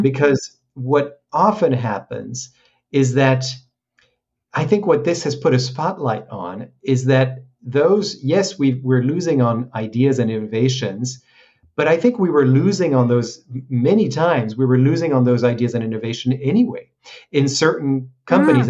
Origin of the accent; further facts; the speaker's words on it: France; moved away as an adult; also born or lived in Hong Kong; I grew up in France, so uh, I graduated in, in Paris